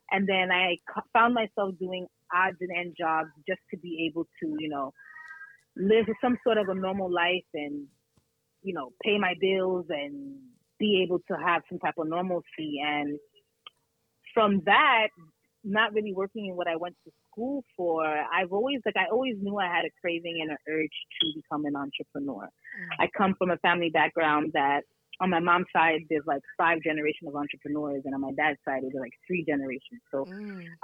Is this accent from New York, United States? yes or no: yes; Brooklyn, New York, United States; also born or lived in Canada; now in Plattsburgh, United States; I originally came to Plattsburgh because of my parents. I was living, so I'm originally from Brooklyn, New York, but I lived in Canada.